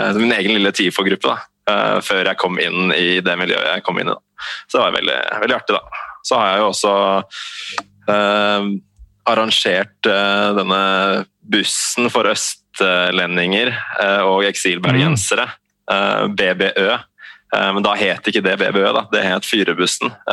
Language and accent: Norwegian; Eastern Norway, Norway; Jeg vokste opp her på Østlandet med en mor fra Bergen